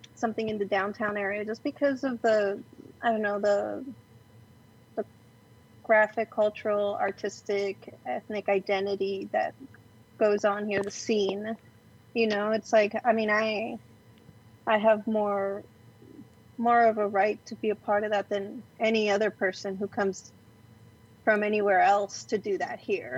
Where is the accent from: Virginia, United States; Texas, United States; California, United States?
California, United States; Glendale; now in Los Angeles, United States; I was born in downtown or no Los Angeles proper, but raised in Glendale